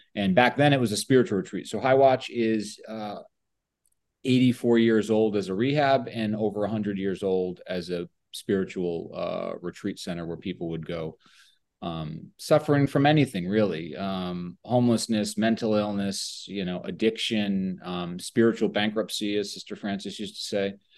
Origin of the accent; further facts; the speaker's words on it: Oxford, Connecticut, United States; also born or lived in Woodbury, Connecticut; I'm a Connecticut born and raised person, still live here